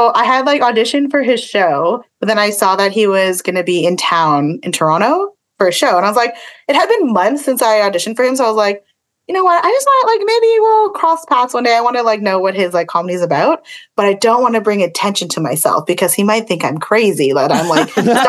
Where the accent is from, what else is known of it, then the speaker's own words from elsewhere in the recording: Philippines; it wasn't me, but I am Filipino.